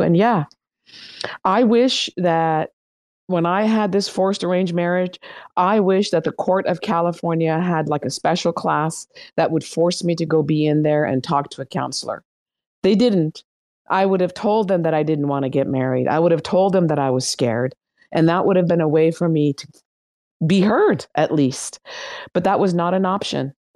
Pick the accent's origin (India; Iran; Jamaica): Iran; moved away; I am from Iran